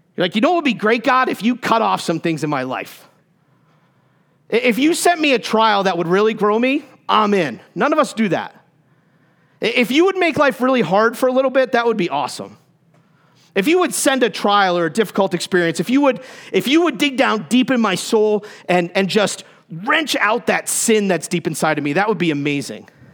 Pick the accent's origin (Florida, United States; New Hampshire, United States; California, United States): New Hampshire, United States; Concord; moved away as an adult; I grew up in New Hampshire. That's my excuse, okay? That's, that's my home from where I, that's where I grew up, 0 to 18. Concord, New Hampshire